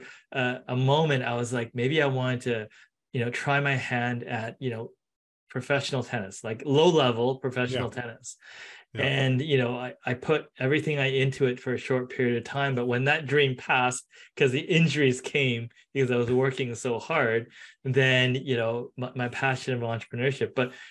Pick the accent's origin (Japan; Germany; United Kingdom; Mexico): Japan; born there; also born or lived in Canada / San Francisco; Oh, you know, I was born in Japan for a couple of years. I was in Canada.